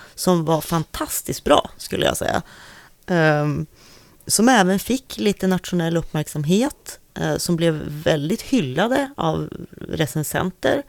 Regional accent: Sundsvall, Västernorrland County, Sweden; jag kommer från Sundsvall

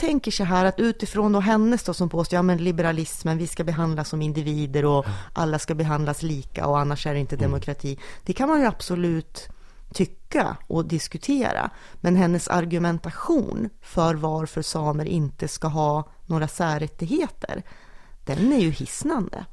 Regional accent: Sundsvall, Västernorrland County, Sweden; att komma från Sundsvall

